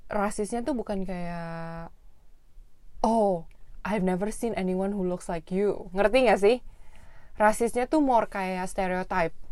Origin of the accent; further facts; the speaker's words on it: Indonesia; Kayak kita sama-sama orang Indonesia aja ya.